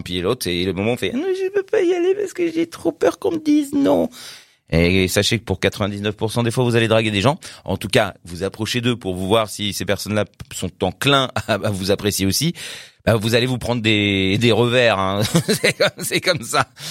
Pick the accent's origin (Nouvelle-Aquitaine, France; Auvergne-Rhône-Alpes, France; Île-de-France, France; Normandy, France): Île-de-France, France; Paris; je suis de Paris